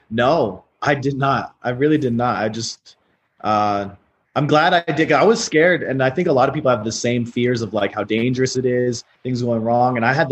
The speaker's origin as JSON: {"language": "English", "country": "United States", "said": "What's even crazier is as an American, the tax laws and the the nation laws are so favorable to you."}